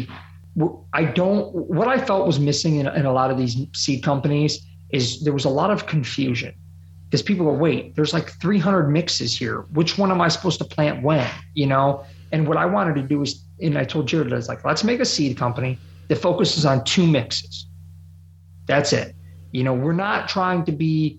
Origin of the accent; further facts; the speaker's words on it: Ohio, United States; growing up in Ohio